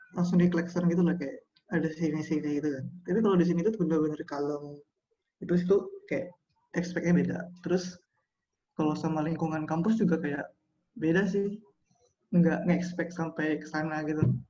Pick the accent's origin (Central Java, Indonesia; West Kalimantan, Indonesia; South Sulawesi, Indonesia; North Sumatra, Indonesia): North Sumatra, Indonesia; Pematang Siantar; moved away as an adult; now in Jakarta, Indonesia; Aku asal dari Pematang Siantar